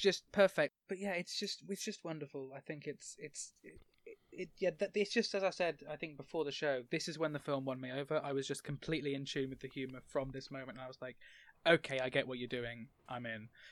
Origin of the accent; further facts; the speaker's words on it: England, United Kingdom; I'm from England